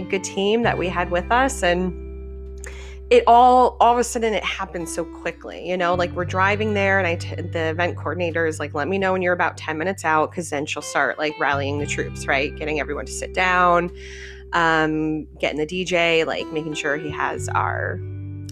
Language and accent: English; Connecticut, United States; moved away as an adult; now in Florida, United States; we grew up in Connecticut and we moved down to Florida in 2017.